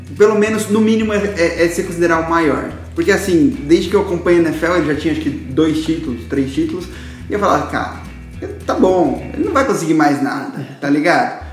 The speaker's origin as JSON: {"language": "Portuguese", "town": "Guarulhos", "region": "São Paulo", "country": "Brazil", "said": "eu sou de Guarulhos"}